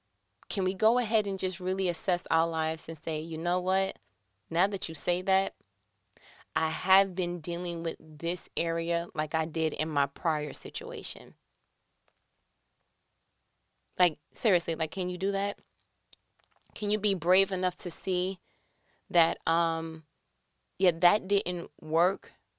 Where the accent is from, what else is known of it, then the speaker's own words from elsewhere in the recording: New York, United States; now in Georgia, United States; Like, I remember when I came from New York to Georgia and, you know, I was flawed that there was no peepholes for me to see who's knocking on my door.